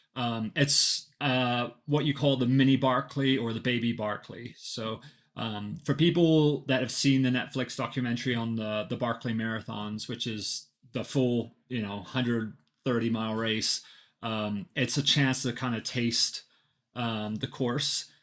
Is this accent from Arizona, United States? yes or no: yes; Flagstaff, Arizona, United States; I'm from Flagstaff, Arizona